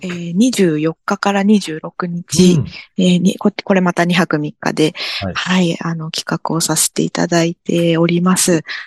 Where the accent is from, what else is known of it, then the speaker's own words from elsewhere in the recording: Kanagawa, Japan; moved away as an adult; also born or lived in Amami Oshima, Kagoshima; 神奈川出身なんですけれども